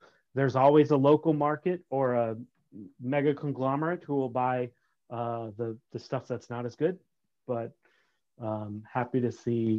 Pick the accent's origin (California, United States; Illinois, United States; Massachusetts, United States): Massachusetts, United States; also born or lived in Berlin, Vermont; And I spent about 6 years embedded in that snow until I moved to Massachusetts, where I had all my formative years.